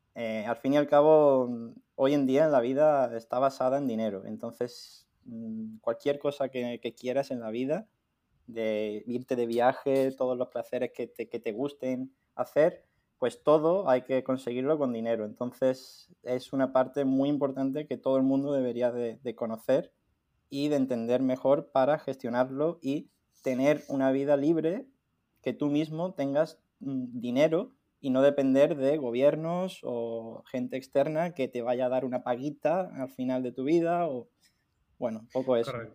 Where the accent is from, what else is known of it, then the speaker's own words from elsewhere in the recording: Algeciras, Andalusia, Spain; moved away as an adult; also born or lived in Granada; desde que éramos pequeños, entonces desde siempre hemos estado juntos en el colegio